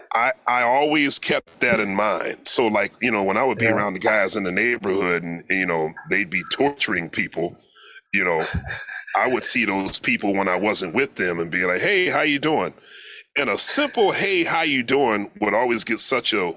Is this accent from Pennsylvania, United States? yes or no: yes; Philadelphia, Pennsylvania, United States; moved away; also born or lived in New York; growing up in Philly